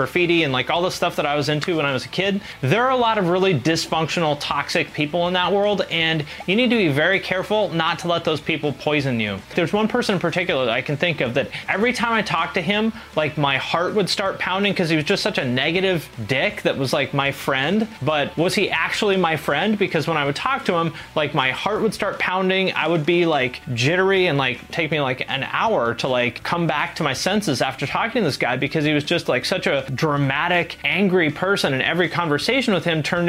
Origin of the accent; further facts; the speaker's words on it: Seattle, Washington, United States; moved away as an adult; also born or lived in Cleveland; When I was 18, I moved from Seattle, where I grew up, like in the Seattle area, to Cleveland